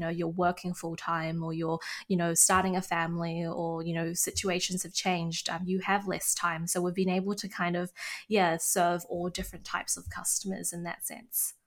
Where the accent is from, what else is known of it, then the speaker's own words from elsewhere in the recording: New Zealand; growing up in New Zealand and, you know, being a Kiwi